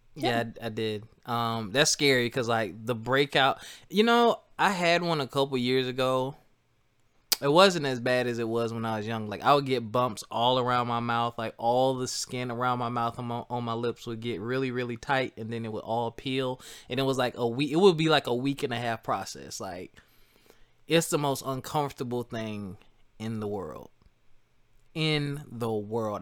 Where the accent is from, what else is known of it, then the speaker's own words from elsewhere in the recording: South Carolina, United States; moved away as an adult; also born or lived in Philadelphia; I'm from South Carolina